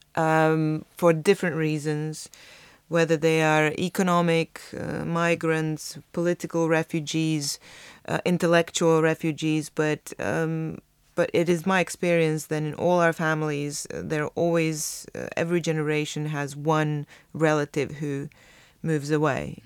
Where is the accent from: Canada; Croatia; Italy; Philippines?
Croatia; my experience of growing up in Croatia